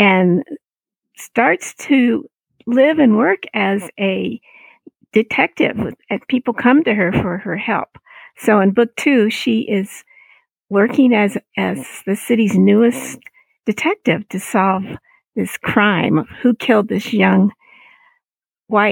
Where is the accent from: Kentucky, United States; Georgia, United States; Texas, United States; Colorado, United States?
Colorado, United States; I grew up in the Black church here in Colorado